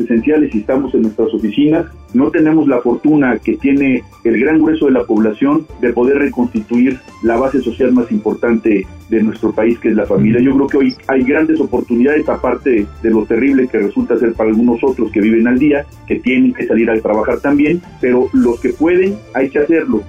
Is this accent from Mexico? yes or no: yes; Mexico; tenemos que unirnos como mexicanos